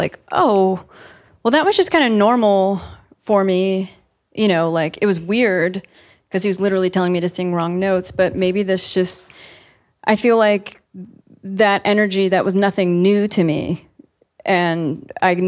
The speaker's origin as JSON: {"language": "English", "town": "Virginia Beach", "region": "Virginia", "country": "United States", "tie": "born or raised there", "said": "I grew up in Virginia Beach, and we would literally vacation in Virginia Beach too"}